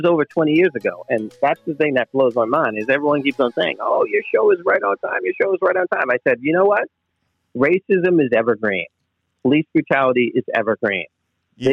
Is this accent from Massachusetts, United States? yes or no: yes; Boston, Massachusetts, United States; I'm from Boston.